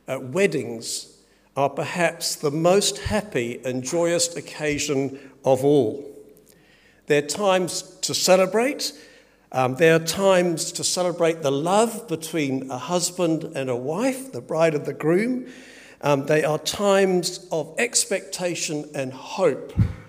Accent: England, United Kingdom; born there; because I was born in England, lots of relatives there

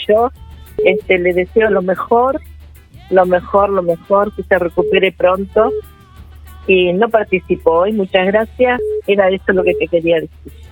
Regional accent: Uruguay; also born or lived in Charrúa; soy de Villa Mancha

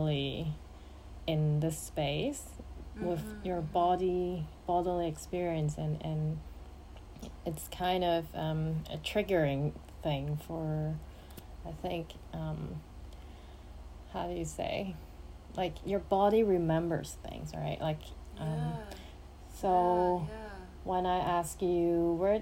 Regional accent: Hong Kong; also born or lived in Canada; somehow I was moved to Hong Kong around 6 or 7 years old

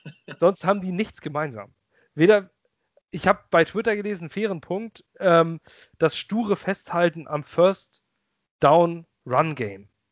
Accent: Lübeck, Schleswig-Holstein, Germany; moved away as an adult; now in Ratzeburg, Germany; Ich bin ursprünglich Lübecker. Ich komme aus Lübeck. Ich liebe diese Stadt. Ich bin da groß geworden

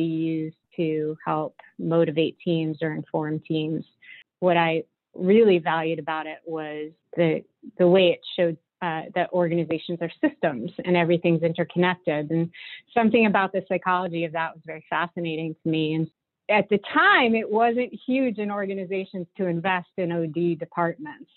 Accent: Hopatcong, New Jersey, United States; moved away as an adult; also born or lived in Muncie, Indiana; I grew up in that area up in northern New Jersey, a small town called Hopatcong

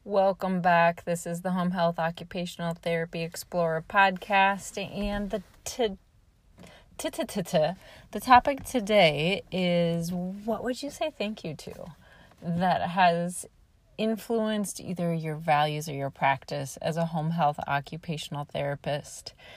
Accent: Nebraska, United States; moved away; I am from Nebraska, and I often have been saying in my visits that I so appreciate being from the Midwest

